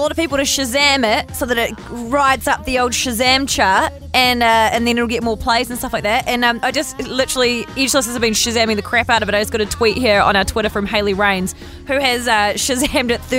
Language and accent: English; Auckland, New Zealand; I'm from Auckland originally.